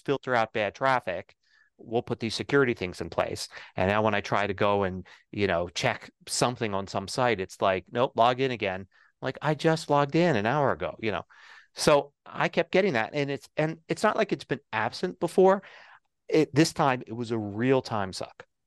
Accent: Denver, Colorado, United States; set it to my hometown, set it to Denver

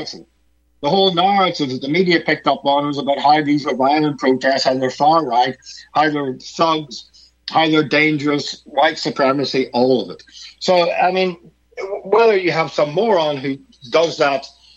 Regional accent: Northern Ireland, United Kingdom; I'm from Northern Ireland, which is part of the UK.

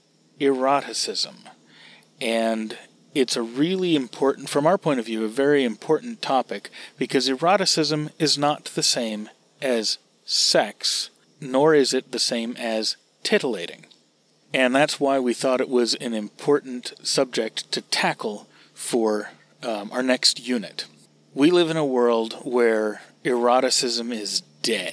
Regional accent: United States

